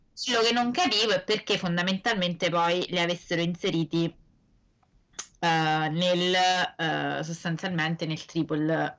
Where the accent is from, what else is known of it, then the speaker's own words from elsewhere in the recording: Italy; siamo italiani